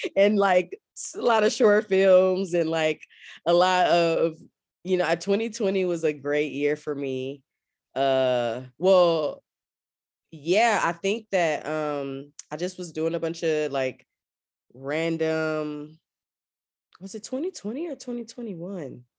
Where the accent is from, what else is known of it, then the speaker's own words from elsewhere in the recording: Austin, Texas, United States; moved away as an adult; also born or lived in Washington, D.C. / Atlanta; I'm from Austin, Texas, born and raised.